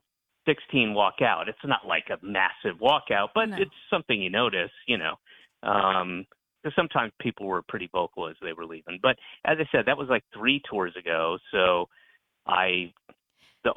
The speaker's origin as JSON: {"language": "English", "town": "Roswell", "region": "Georgia", "country": "United States", "tie": "born or raised there", "said": "I grew up in Roswell, Georgia"}